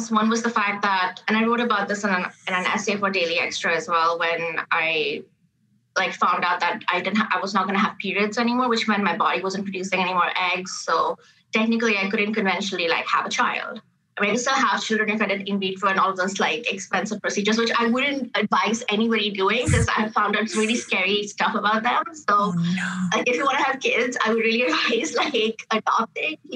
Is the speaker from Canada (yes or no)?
yes; Canada; Like you have a hyphenated name, South Asian Canadians, but I had to really grapple with that hyphenation.